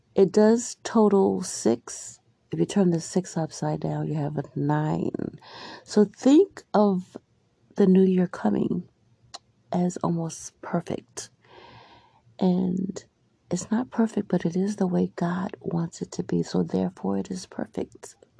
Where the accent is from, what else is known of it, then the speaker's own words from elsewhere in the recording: Albany, New York, United States; also born or lived in Maryland; Growing up in Albany, between Albany and Maryland, I remember living in Albany, the Arbor Hill area, and I lived with my grandparents